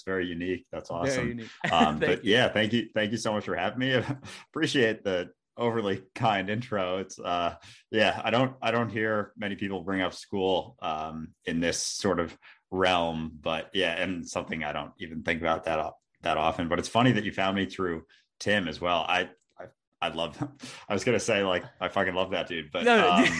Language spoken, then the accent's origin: English; Minnesota, United States; also born or lived in Boston; And growing up, I grew up in Minnesota, actually, outside Minneapolis.